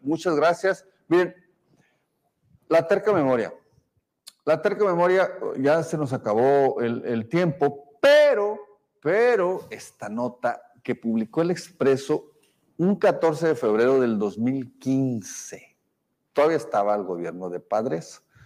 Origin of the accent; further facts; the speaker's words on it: Sonora, Mexico; somos periodistas, pero también somos sonorenses